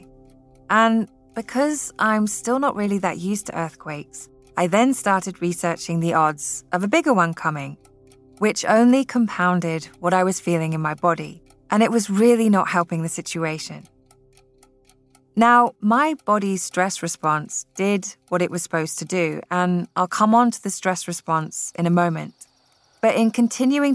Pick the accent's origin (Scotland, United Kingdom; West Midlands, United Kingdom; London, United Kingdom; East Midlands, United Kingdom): Scotland, United Kingdom; now in California, United States; growing up in Scotland, we did not have earthquakes.